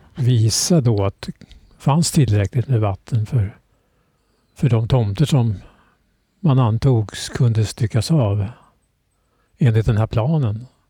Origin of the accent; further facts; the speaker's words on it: Södertälje, Stockholm County, Sweden; also born or lived in Norröra; Och det är där jag är uppväxt, i Södertälje